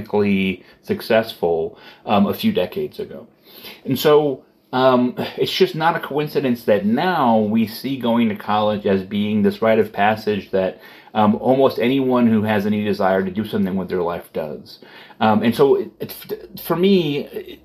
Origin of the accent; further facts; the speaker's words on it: Middletown, Connecticut, United States; In my hometown, Pratt & Whitney makes engines for jet planes